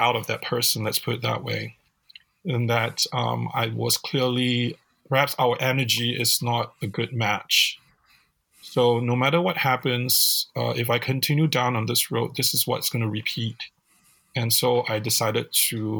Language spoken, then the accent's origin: English; Singapore; now in United States; growing up in Singapore.